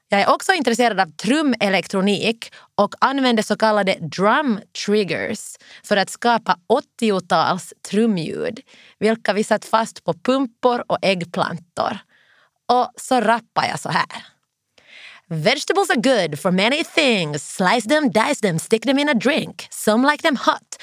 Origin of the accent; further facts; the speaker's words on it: Finland; now in London, United Kingdom; hemma i Finland